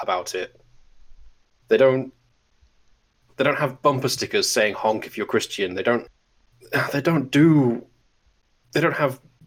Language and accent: English; Scotland, United Kingdom; moved away as an adult; now in Germany; I grew up in Great Britain